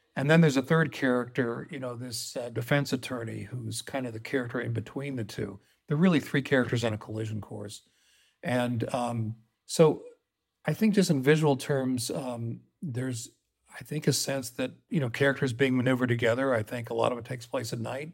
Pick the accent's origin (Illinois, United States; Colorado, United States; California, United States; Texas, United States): Colorado, United States; I grew up in Colorado